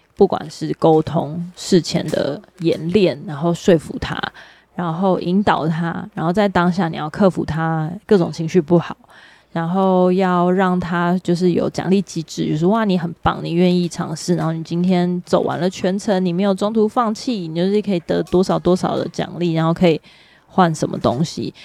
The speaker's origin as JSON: {"language": "Chinese", "country": "Taiwan", "said": "台湾是一个海岛，然后有几百座的百岳，可是我们在从小，至少我们这个年代，就是从小在读地理或者是在读体育的时候，我们永远都走不出校园"}